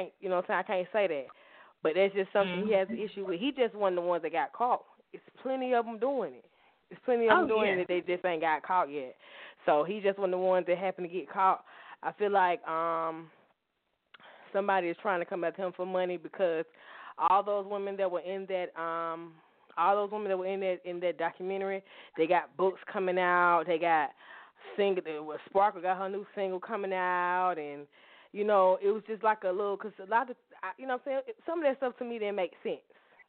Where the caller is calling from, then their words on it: Atlanta, Georgia, United States; I am calling from Atlanta, Georgia.